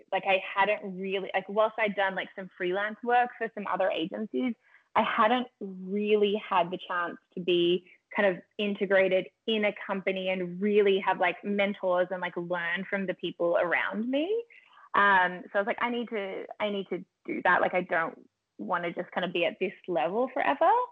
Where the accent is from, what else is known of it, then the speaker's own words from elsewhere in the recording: Melbourne, Victoria, Australia; moved away as an adult; also born or lived in Los Angeles, United States; now in Toronto, Canada; I grew up in Melbourne, Australia.